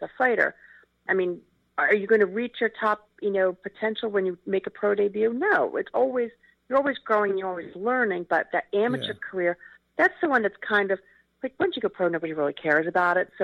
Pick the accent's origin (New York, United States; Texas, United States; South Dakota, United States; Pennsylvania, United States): Pennsylvania, United States; Philadelphia; we grew up together in Philly